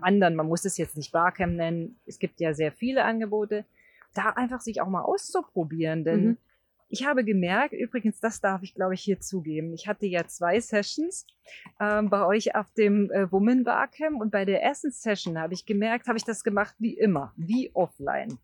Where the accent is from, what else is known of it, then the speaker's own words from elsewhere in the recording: Brandenburg, Germany; Also fast in der Nähe von Brandenburg, da wo ich mhm. herkomme